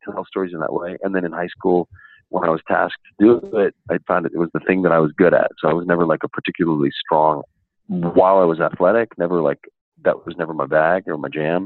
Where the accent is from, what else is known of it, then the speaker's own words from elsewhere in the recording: Reno, Nevada, United States; I'm actually from Nevada. So I was born in Reno, Nevada